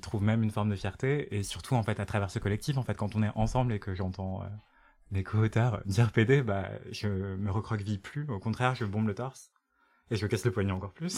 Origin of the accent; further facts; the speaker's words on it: Martinique; je viens de la Martinique